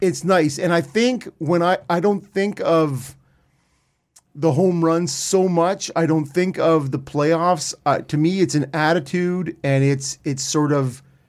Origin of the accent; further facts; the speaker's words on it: Ottawa, Ontario, Canada; also born or lived in Peterborough; I grew up in Ottawa is where I started before I moved to Peterborough.